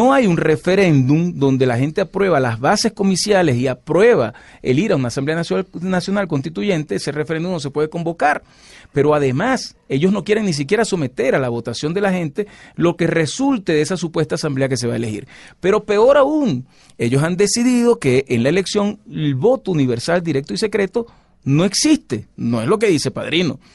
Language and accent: Spanish; Venezuela; como venezolano